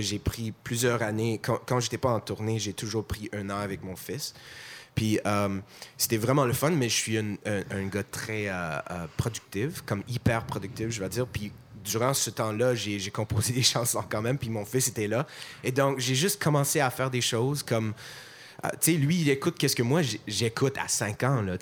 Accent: Montreal, Quebec, Canada; accent: anglophone; first language English; French is a second language; parce que je suis montréalais, je suis anglophone, évidemment, je t'entends ça dans mon accent.

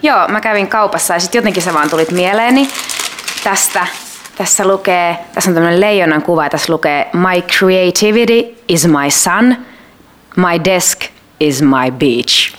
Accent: Kerava, Uusimaa, Finland; mä oon Keravalta kotoisin ja mun isä äiti asuu edelleen siellä

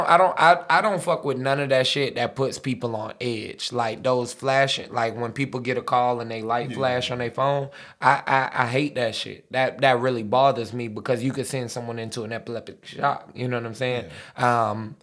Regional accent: United States; I'm American, bro. Gotta have a glizzy.

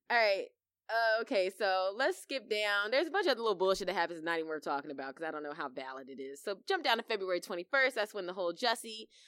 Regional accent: Virginia, United States; I grew up in Virginia. Not in that county, though.

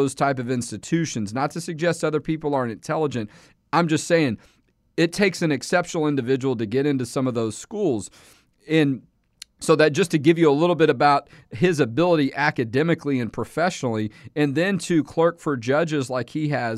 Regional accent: Texas, United States; me as Texan

